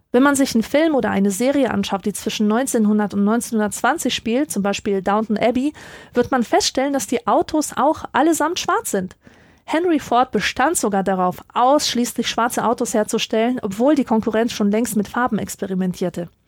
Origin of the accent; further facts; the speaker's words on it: Silesian Voivodeship, Poland; born there; Ich bin in Oberschlesien geboren, einer ehemaligen Hochburg der Kohleindustrie, und ich kenne den Anblick zu gut, dass Wohnhäuser von Ruß geschwärzt sind